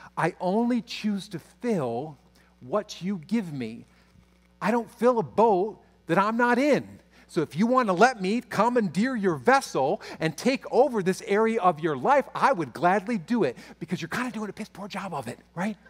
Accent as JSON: {"language": "English", "country": "United States", "said": "my fear as an American pastor"}